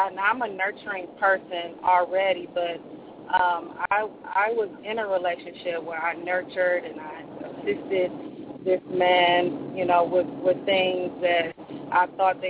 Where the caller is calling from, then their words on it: Nashville, Tennessee, United States; I'm calling from Nashville.